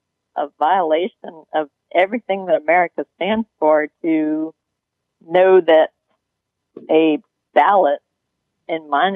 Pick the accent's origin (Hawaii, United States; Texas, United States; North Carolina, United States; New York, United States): Texas, United States; moved away as an adult; also born or lived in Detroit, Michigan; I am a Texan.